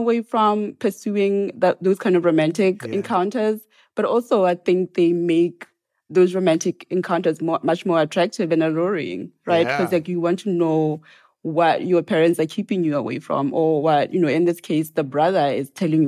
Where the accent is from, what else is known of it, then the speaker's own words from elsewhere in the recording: Serowe, Central District, Botswana; moved away as an adult; also born or lived in Magalamabedi, Botswana / Gaborone, Botswana / Oxford, Mississippi, United States; I was born in Soroeya, which is where my family is from. I spent a little bit of my life in a much smaller village called Magalamabedi in the northwest of Botswana. And then at 13 years old, I moved to Gaborone to go to boarding school there